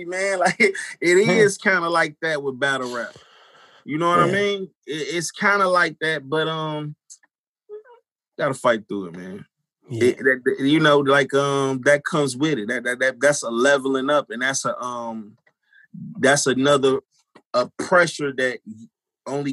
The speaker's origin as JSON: {"language": "English", "town": "Chicago", "region": "Illinois", "country": "United States", "tie": "born or raised there", "said": "growing up in Chicago"}